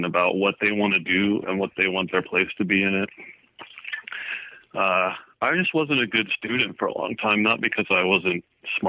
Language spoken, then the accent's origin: English; Woodland Park, Colorado, United States; also born or lived in Kansas / Boulder, Colorado; I grew up outside Colorado Springs in a little town called Woodland Park